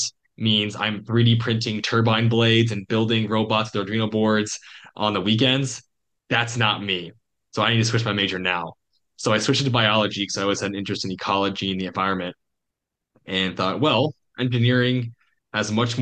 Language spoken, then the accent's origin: English; Eastern Iowa, United States; moved away; also born or lived in Washington, D.C. / Montana; growing up in Iowa, I was in the Quad Cities, and that's like Eastern Iowa